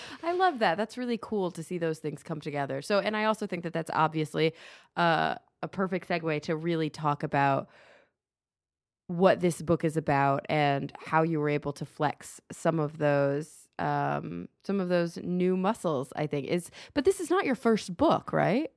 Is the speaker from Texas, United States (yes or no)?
yes; Dallas, Texas, United States; now in Los Angeles, United States; we grew up in Dallas